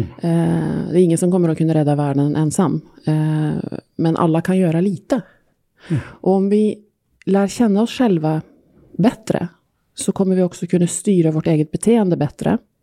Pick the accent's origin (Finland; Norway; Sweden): Norway; Swedish is a second language; moved away; norsk också